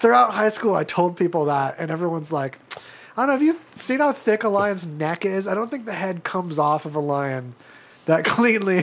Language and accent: English; Apple Valley, California, United States; where I was growing up in Apple Valley, California